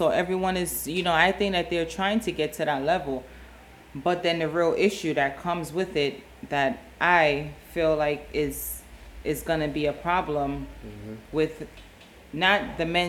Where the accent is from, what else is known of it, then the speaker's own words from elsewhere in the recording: New York City, New York, United States; Growing up in New York, in the Bronx